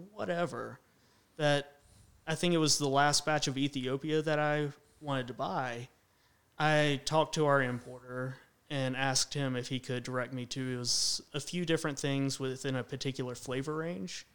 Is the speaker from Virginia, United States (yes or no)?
yes; Roanoke, Virginia, United States; also born or lived in Radford, Virginia; I grew up in the Roanoke area